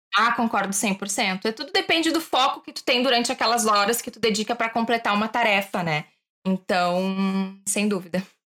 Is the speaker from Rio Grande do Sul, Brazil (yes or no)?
yes; Porto Alegre, Rio Grande do Sul, Brazil; moved away as an adult; also born or lived in Portugal; eu sou de Porto Alegre, mas eu não queria ficar lá